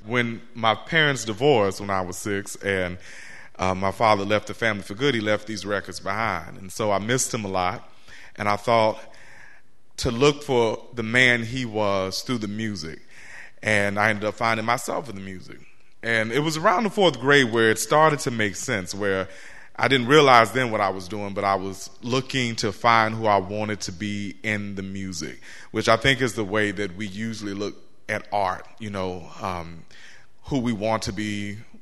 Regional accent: Central Arkansas, United States; also born or lived in Baltimore, Maryland; now in Norfolk, United States; growing up in Central Arkansas

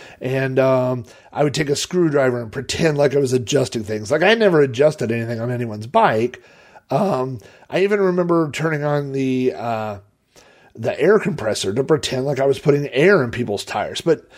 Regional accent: Sun Valley, United States; Was I grew up in Sun Valley because it was, we were, I don't know, 4 or 5 miles outside of town, at least 3 miles outside of town. So it had a very rural kind of feel.

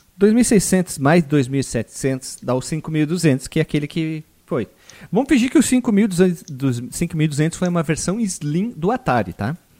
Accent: Brazil; nós somos brasileiros

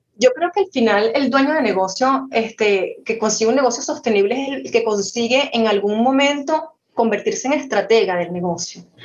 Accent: Venezuela; soy venezolana, siempre llevo el gentilicio por delante

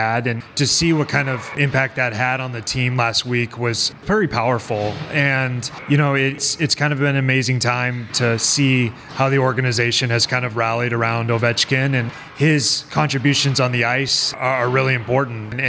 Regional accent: Montana, United States; moved away as an adult; now in Washington, D.C., United States; it's my home. It's where I grew up

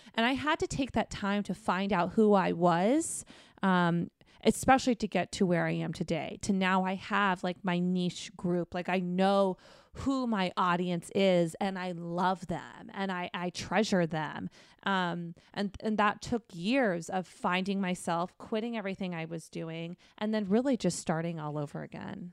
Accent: Arizona, United States; moved away as an adult; also born or lived in New York / Texas; now in Los Angeles, United States; I'm from Arizona, and that led me to New York for a moment, then to Texas for a brief moment, and then to California, um, to L A.

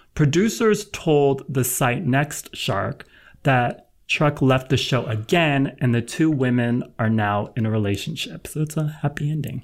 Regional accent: Los Angeles, California, United States; I'm from L

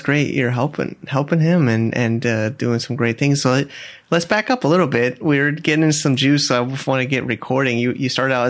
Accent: Connecticut, United States; I remember my first job was in a machine shop in Connecticut, my hometown.

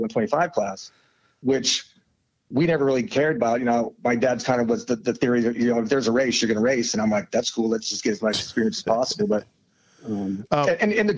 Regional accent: Omaha, Nebraska, United States; I'm an Omaha kid and Nebraska kid.

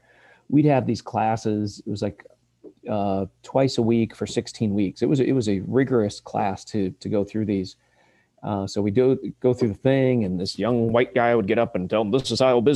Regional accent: Sheffield, Iowa, United States; also born or lived in Coralville, Iowa; I'm a born and raised Iowan. I was born actually in the Coralville area and adopted and grew up in north central Iowa, town of Sheffield, Iowa, and had a great childhood around family and great schools.

